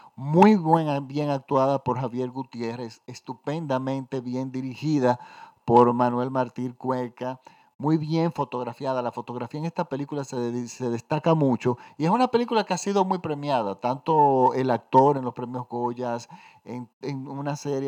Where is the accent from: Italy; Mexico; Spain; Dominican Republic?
Dominican Republic; en mi país